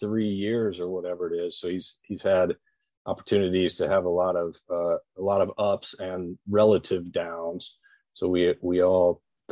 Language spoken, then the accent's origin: English; Oklahoma, United States; growing up in Oklahoma